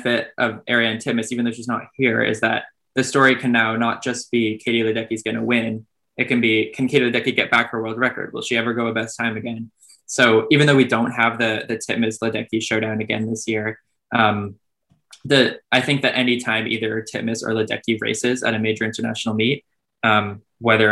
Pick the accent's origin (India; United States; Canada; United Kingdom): Canada; because I'm a Canadian